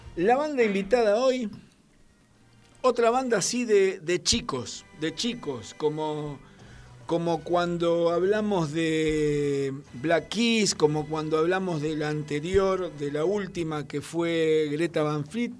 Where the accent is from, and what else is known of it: Argentina